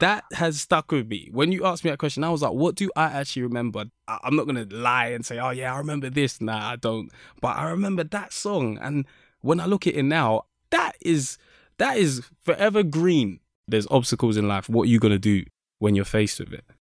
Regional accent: London, United Kingdom; I was born in Saint Thomas's Hospital, Westminster, 'cause I'm literally in Kennington, which is just down the road, basically. So that's where I was born, and I've always lived in that area

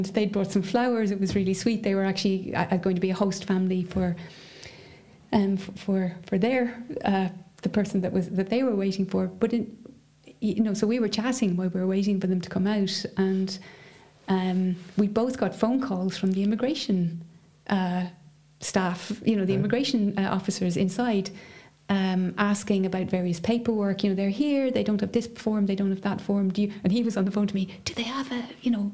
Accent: Dublin, Leinster, Ireland; growing up in Dublin, and I would have lived in a sort of fairly middle class area.

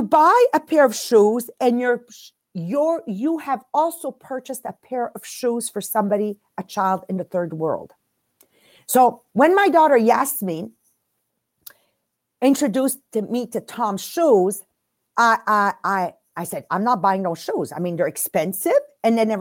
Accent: Montreal, Quebec, Canada; English is a second language; We're from Montreal, Quebec. We do a French podcast.

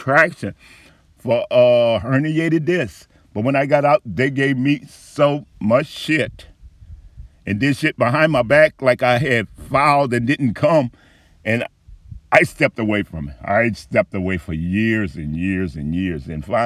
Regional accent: New Orleans, Louisiana, United States; I was born up on Conine and Galvez. By the time I was 6 months old, we had to move in Desire Housing Project

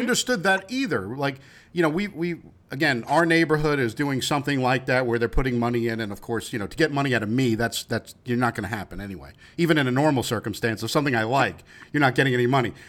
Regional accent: New York, United States; I'm from New York

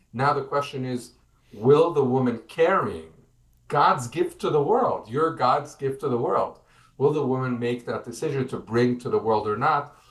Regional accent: United States; now in Israel; I'm an American.

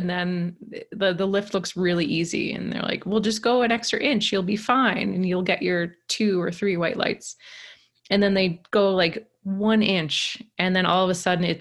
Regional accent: Canada; accent: East Coast; where I'm from in Canada, they kind of say like we're the, I've had Americans call us like, said we sound like Irish rednecks. And so it's very like colloquial, kind of small island

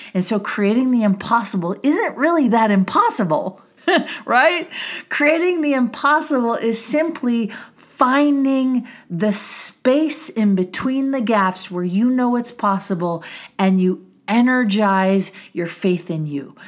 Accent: Milwaukee, Wisconsin, United States; I grew up in Wisconsin. Yes, I'm a cheesehead

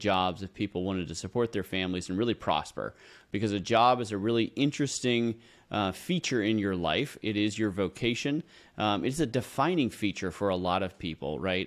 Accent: San Francisco Bay Area, California, United States; moved away as an adult; now in Idaho, United States; I grew up in the San Francisco Bay Area

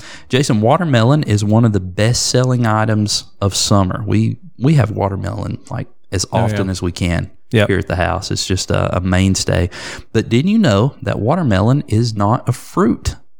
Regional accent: United States; I'm an American.

